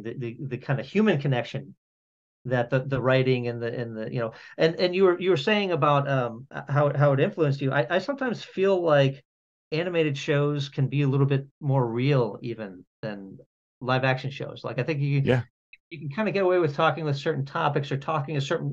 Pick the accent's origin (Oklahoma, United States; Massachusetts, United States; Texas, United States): Massachusetts, United States; outside Boston; moved away as an adult; now in Los Angeles, United States; I grew up outside Boston